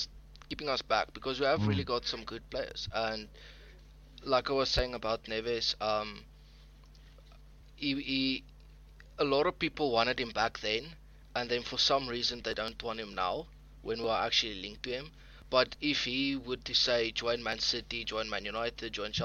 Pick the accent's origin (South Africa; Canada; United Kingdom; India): South Africa; I'm from South Africa